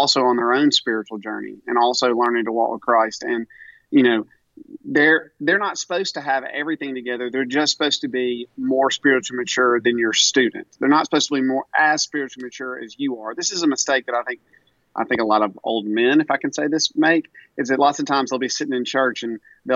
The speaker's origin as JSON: {"language": "English", "town": "Tupelo", "region": "Mississippi", "country": "United States", "said": "I'm from Tupelo"}